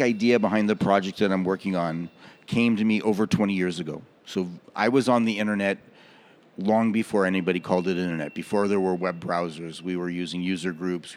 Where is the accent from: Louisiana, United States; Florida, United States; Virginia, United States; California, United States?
California, United States; Los Angeles; moved away as an adult; now in Goa, India; Well, I'm originally from Los Angeles.